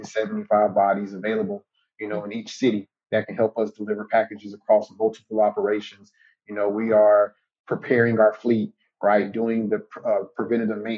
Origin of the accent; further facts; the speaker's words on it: Jacksonville, Florida, United States; my hometown team